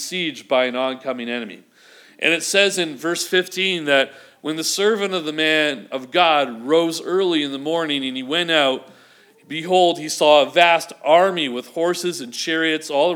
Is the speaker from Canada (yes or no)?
yes; Vancouver, British Columbia, Canada; moved away; growing up in Vancouver